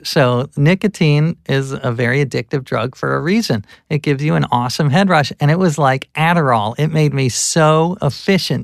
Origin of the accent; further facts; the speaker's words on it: the North, Northern United States, United States; as a Northerner